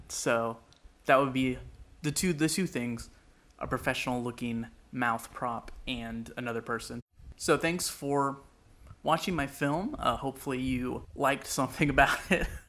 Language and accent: English; Sacramento, California, United States; I am a filmmaker from Sacramento, California